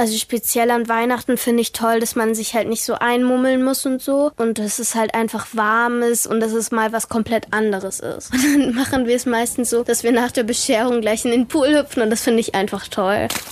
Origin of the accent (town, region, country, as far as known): Australia; now in Germany